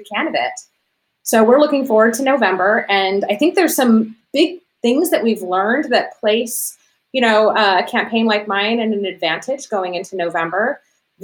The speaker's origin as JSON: {"language": "English", "region": "Arizona", "country": "United States", "tie": "born or raised there", "also_born_or_lived": "Cook County, Illinois", "moved": "as an adult", "said": "I was born and raised here in Arizona, and when I came back here to raise my children"}